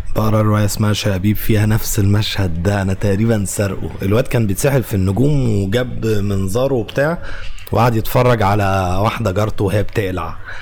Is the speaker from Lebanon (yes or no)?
no; Egypt; واحنا كمصريين وعرب